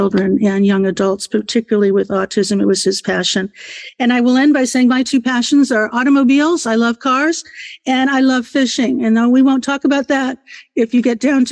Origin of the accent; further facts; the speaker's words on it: Cleveland, Ohio, United States; now in Virginia, United States; I'm a native of Cleveland, Ohio. I say that proudly because Cleveland, Ohio gets such a bad rap, but I grew up in Cleveland and love it very much